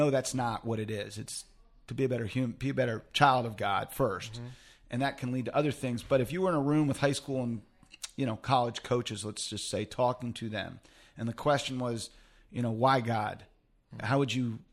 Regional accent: Orlando, Florida, United States; now in State College, United States; I'm originally from Orlando, Florida

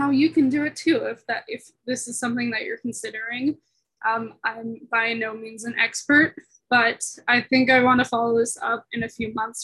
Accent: San Diego, California, United States; moved away as an adult; now in Boulder, United States; I'm originally from San Diego, California, but I'm currently living in Boulder, Colorado as a student

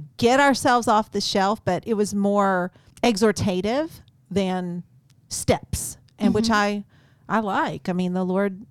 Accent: East Texas, United States; I grew up in East Texas

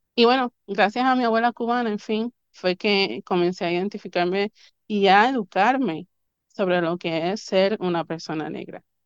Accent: Río Grande, Puerto Rico; also born or lived in Río Piedras, Puerto Rico; yo nací en Río Piedras, Puerto Rico. Mi mamá voló a los nueve meses de Nueva York para parirme en solo boricua.

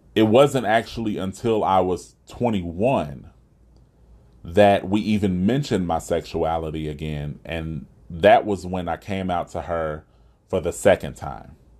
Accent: Huntsville, Alabama, United States; living right here in my hometown of Huntsville, Alabama

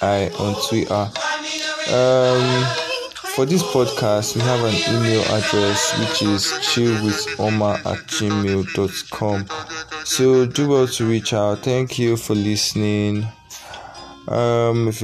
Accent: Edo, Nigeria; now in Delta State, Nigeria; I'm from Edo State, Nigeria

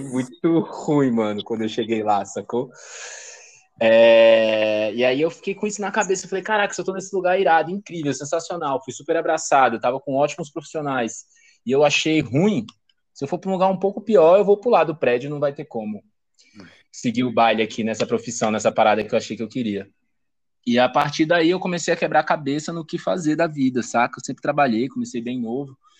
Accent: Brasília, Federal District, Brazil; Sou de Brasília

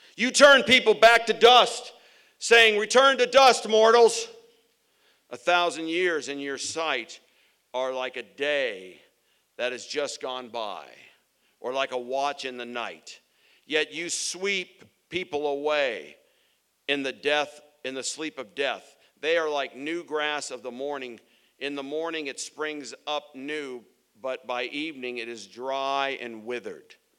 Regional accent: Phoenix, Arizona, United States; I'm from Arizona and mountains are all around me. I grew up in front of a mountain called Camelback Mountain

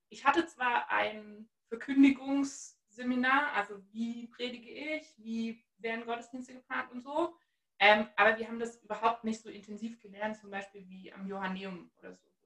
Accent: Halle, Saxony-Anhalt, Germany; Ich bin richtig gebürtiger Ossi. Ähm, ich komme aus Halle an der Saale

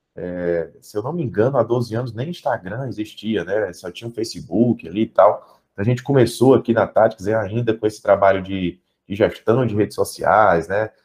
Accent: Fortaleza, Ceará, Brazil; also born or lived in Portugal; eu sou aqui de Fortaleza, né? Estou aqui em Fortaleza

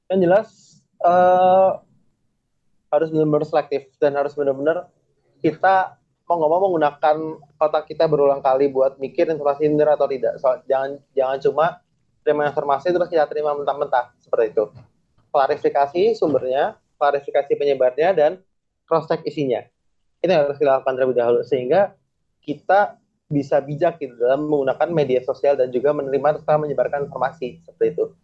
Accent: Java, Indonesia; karena gue berasal dari Jawa dan orang-orang sering manggil gue dengan kata Mas

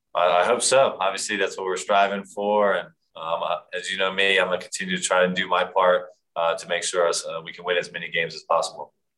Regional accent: Philadelphia, Pennsylvania, United States; moved away as an adult; now in Denver, United States; I was a big David Akers fan growing up in Philadelphia

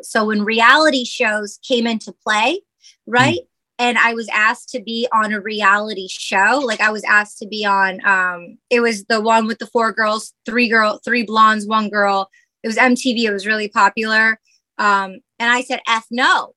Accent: Michigan, United States; moved away; I grew up in Michigan

